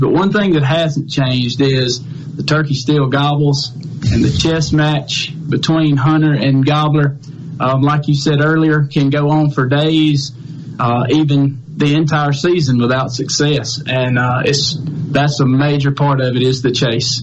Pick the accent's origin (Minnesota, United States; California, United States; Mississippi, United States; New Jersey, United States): Mississippi, United States; Carson; I grew up in uh, a little town called Carson, Mississippi. It's in Jeff Davis County, and that's where I was raised and, and learned how to turkey hunt